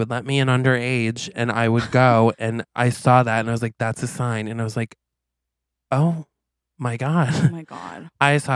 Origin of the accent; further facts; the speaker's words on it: Quaint, Vermont, United States; I grew up in Quaint